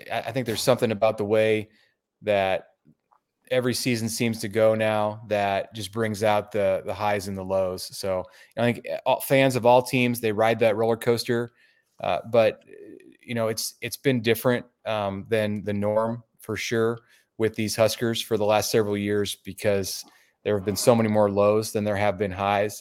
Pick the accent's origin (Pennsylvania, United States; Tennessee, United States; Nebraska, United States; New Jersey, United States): Nebraska, United States; Omaha; I'm from Omaha, and, uh, Nebraska grad. I've lived here through all my years